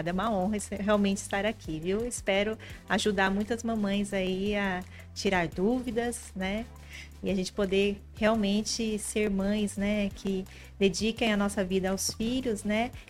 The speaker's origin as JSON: {"language": "Portuguese", "region": "Minas Gerais", "country": "Brazil", "tie": "born or raised there", "also_born_or_lived": "São Carlos", "said": "Paulista criada em Minas Gerais."}